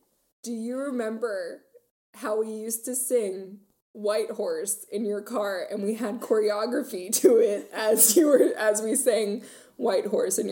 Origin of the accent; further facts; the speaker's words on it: Maryland, United States; I'm a country queen when I grew up in Maryland, we lived in the most country county of Maryland.